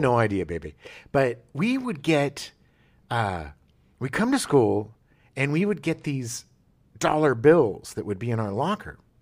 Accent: California, United States; also born or lived in La Jolla / Escondido; growing up in California

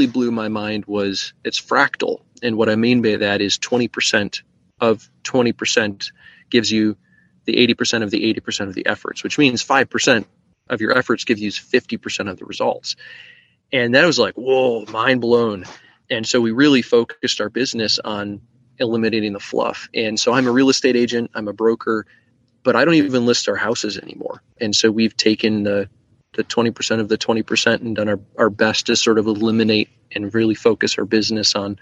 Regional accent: West Michigan, United States; I grew up in West Michigan

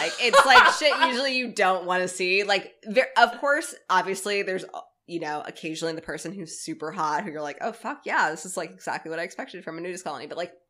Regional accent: Tampa, Florida, United States; I'm from Tampa

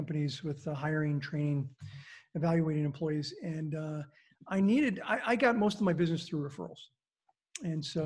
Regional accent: California, United States; I grew up in California.

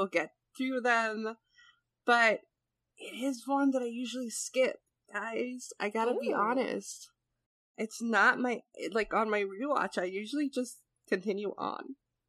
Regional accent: Northeast, United States; because I'm from the Northeast and we talk fast, especially faster than the Midwest.

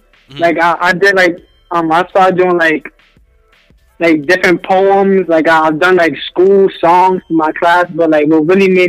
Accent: New York City, New York, United States; Yep, born and raised.

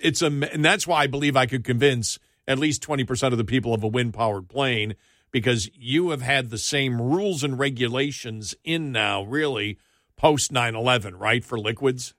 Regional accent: New York, United States; moved away; when I grew up in New York

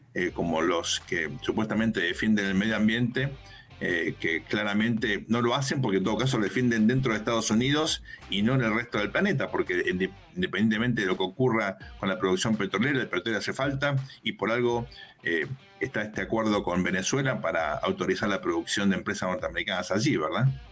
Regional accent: Argentina; Nosotros somos argentinos

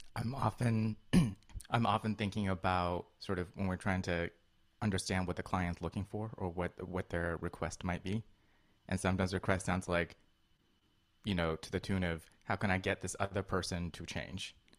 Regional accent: Colorado, United States; moved away; also born or lived in China / New York; I grew up in Colorado before moving wow. to New York

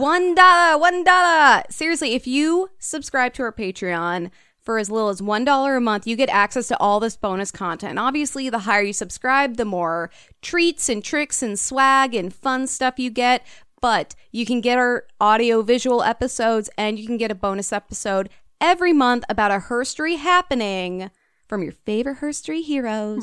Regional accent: United States; I grew up in the United States

